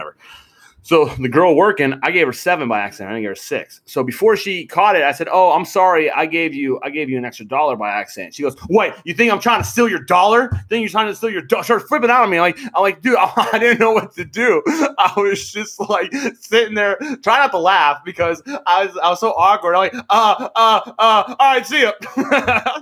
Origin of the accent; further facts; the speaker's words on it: Pittsburgh, Pennsylvania, United States; me too